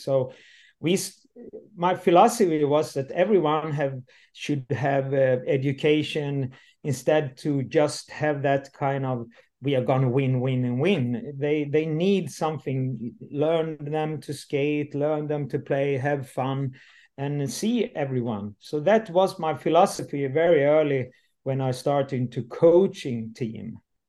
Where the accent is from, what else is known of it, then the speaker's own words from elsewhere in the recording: Landsbro, Jönköping County, Sweden; English is a second language; My background is I'm coming from the South Sweden, from Småland. And today I'm 59 and I leave very early. The village I come from, Landsbro, and that is a hockey town, like Leksand, or it's a small town.